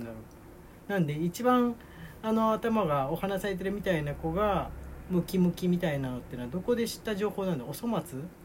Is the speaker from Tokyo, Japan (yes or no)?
yes; Tokyo, Japan; now in Nagoya, Japan; 東京に、えー、まあ、帰省してね、帰省って言ってもあの、自分の実家なんですけれども